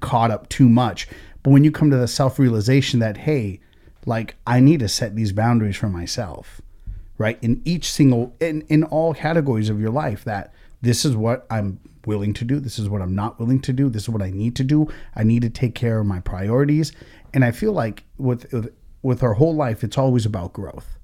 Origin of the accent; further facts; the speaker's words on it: United States; we're American as fuck, but at the same time, is, is like we have, like, our different roots, right? My family comes from India